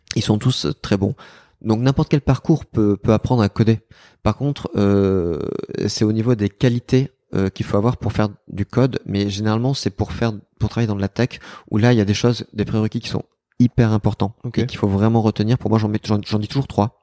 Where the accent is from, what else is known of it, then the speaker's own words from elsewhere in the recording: Bordeaux, Nouvelle-Aquitaine, France; j'ai quitté Bordeaux à l'âge de vingt ans, à peu près. Et, euh, et je suis rentré à Bordeaux